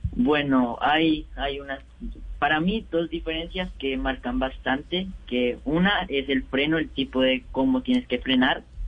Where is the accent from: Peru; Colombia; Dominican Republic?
Colombia; Bogotá; nací en Bogotá y vivo en Bogotá con, con mi papá y mi mamá y mi hermana